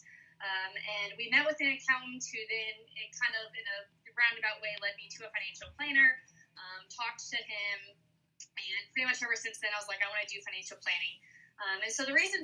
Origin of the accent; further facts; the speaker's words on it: Le Roy, Illinois, United States; I grew up in Leroy, Illinois